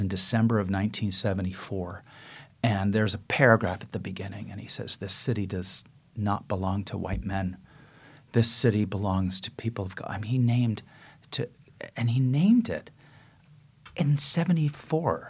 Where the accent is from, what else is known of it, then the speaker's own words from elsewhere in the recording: San Francisco, California, United States; I grew up on the west side